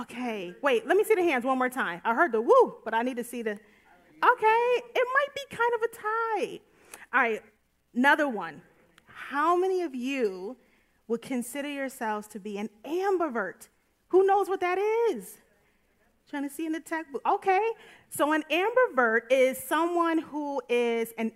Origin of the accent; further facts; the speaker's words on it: United States; an American born in the United States